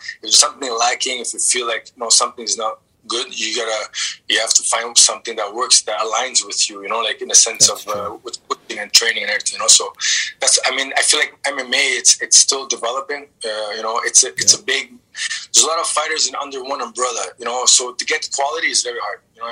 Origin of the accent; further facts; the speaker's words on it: Montreal, Quebec, Canada; moved away as an adult; also born or lived in Halifax, Nova Scotia; now in Phoenix, United States; I was born in Halifax and I was raised in Montreal. And now I'm in Arizona, Phoenix